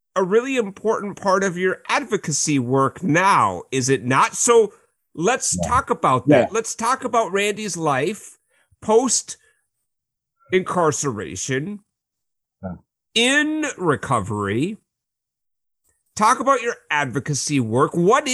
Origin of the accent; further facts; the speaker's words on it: Apple Valley, Minnesota, United States; growing up in Apple Valley